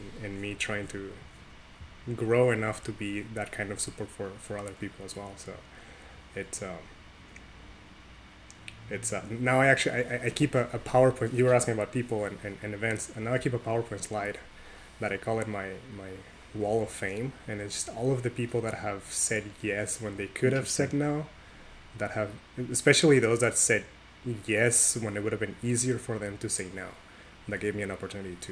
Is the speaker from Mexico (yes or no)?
yes; Tijuana, Baja California, Mexico; I grew up in Mexico, in Tijuana, Mexico, to be more specific.